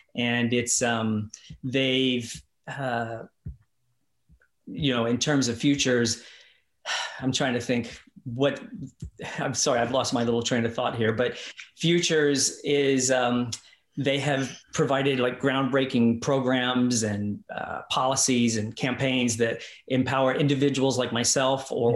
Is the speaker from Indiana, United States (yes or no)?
yes; across the river from Louisville, Indiana, United States; moved away as an adult; also born or lived in Los Angeles, United States; now in New Zealand; I grew up on a farm outside. So I always say I'm from Louisville